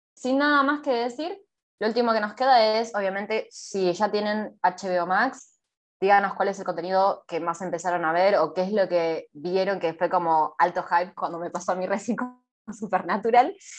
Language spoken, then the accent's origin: Spanish; Argentina; nosotros somos de Argentina